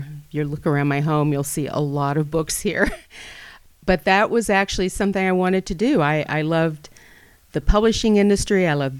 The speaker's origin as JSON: {"language": "English", "region": "the South", "country": "United States", "said": "I treasure that I'm from the South, and I love to visit there, and I'm glad that I'm from there. I feel like I bring a lot of what I grew up there with me, including a palate."}